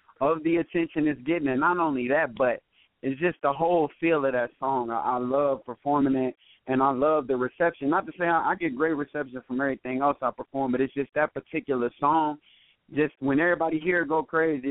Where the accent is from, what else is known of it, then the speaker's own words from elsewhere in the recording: United States; Napa, of course, my hometown